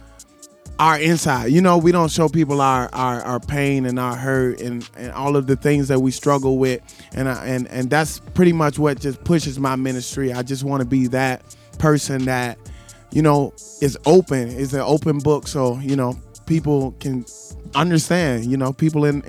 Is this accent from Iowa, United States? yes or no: no; LaGrange, Georgia, United States; moved away as an adult; also born or lived in Alabama; now in Jonesboro, United States; I'm from LaGrange, Georgia. I'm 25 years old. Currently living in Jonesboro.